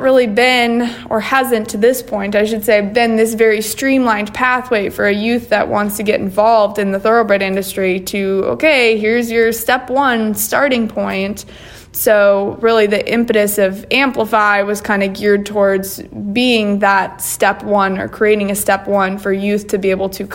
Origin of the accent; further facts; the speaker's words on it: near Fargo, North Dakota, United States; now in Kentucky, United States; I grew up near Fargo, North Dakota